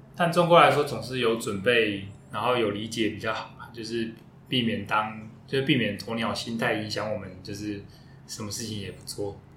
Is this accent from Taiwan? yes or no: yes; Taiwan; 我们台湾人